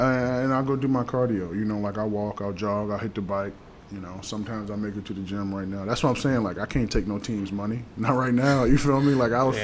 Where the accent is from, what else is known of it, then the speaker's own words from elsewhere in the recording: King George, Virginia, United States; moved away as an adult; also born or lived in New Orleans; I'm from King George, Virginia.